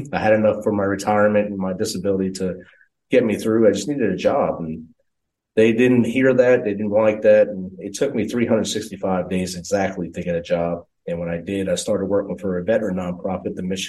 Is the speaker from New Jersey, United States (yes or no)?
yes; New Jersey, United States; moved away as an adult; Prior to that, my life had me in New Jersey. I grew up, born and raised in New Jersey for 22 and a half years of my life, basically. We grew up in a railroad apartment